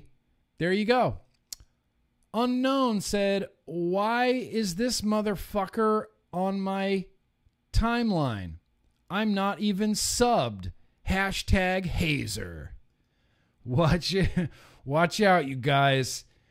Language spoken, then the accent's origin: English; Lake Tahoe, United States; all of my friends in high school had Jeeps because we grew up in Lake Tahoe. And, you know, what do you do when you live near a lake in a beachy sort of town?